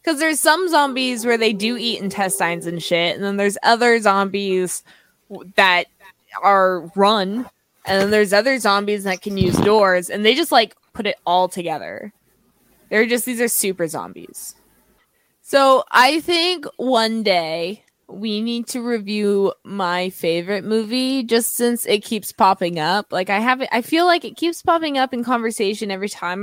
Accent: Belleville, Ontario, Canada; I'm from Belleville, Ontario

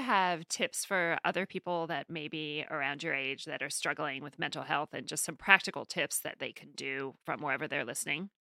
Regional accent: New York City, New York, United States; this is my hometown

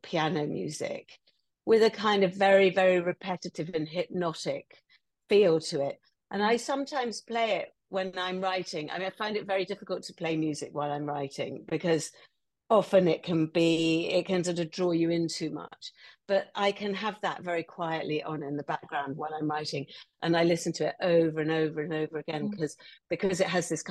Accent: England, United Kingdom; as an English woman, I feel like that represents my Englishness

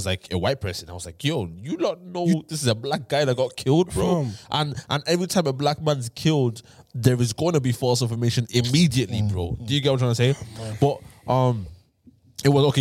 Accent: Ireland; accent: Irish; my accent is going to be Irish

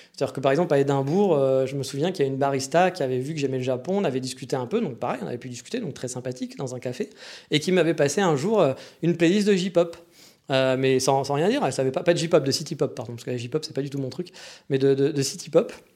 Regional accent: France; moved away as an adult; also born or lived in Kyoto, Japan; je suis français

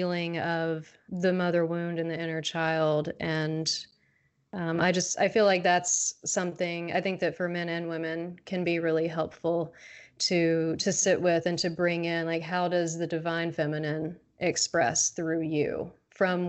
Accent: the South, United States; growing up in the South

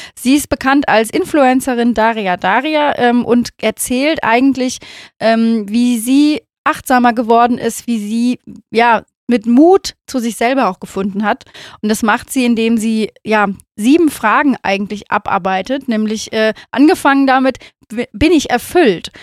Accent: Rhineland, Germany

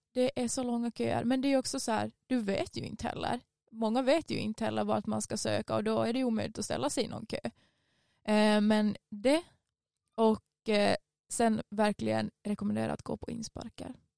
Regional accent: Vaasa, Ostrobothnia, Finland; moved away as an adult; now in Umeå, Sweden; det jag hade tänkt plugga hemma i Finland

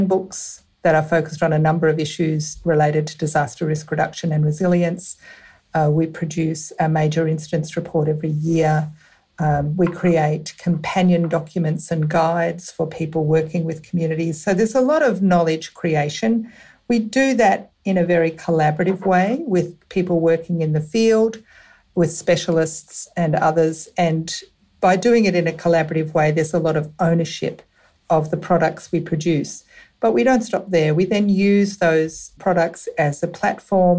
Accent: Western Victoria, Australia; also born or lived in Melbourne; now in Ballarat, Australia; I was born in a small country town and grew up on a farm in Western Victoria.

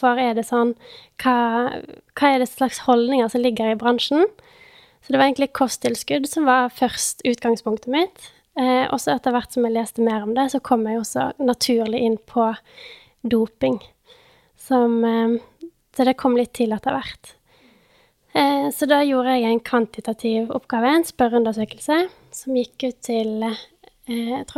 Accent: Bergen, Vestland, Norway; Jeg er jo da 26 år, eh, fra Bergen. Selv om dialekten min er litt eh, utvaska.

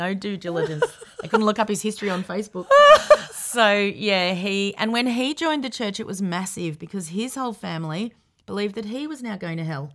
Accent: Melbourne, Victoria, Australia; also born or lived in Sydney; we ended up in Melbourne when I was 10 and we lived out in the Yarra Valley

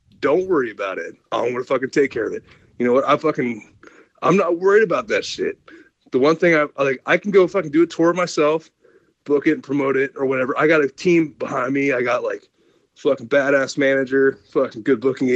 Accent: Ohio, United States; moved away as an adult; also born or lived in Los Angeles; I came from Ohio, from the middle of nowhere, grew up on a farm

